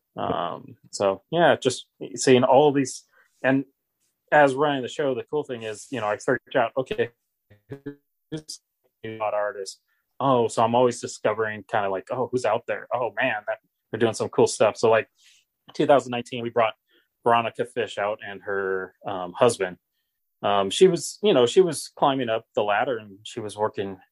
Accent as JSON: {"language": "English", "town": "Seattle", "region": "Washington", "country": "United States", "tie": "born or raised there", "said": "growing up in Seattle in the '80s and early '90s"}